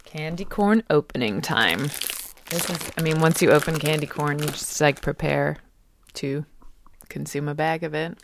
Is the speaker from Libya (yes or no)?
no; England, United Kingdom; moved away; growing up in England in the nineteen eighties and early nineties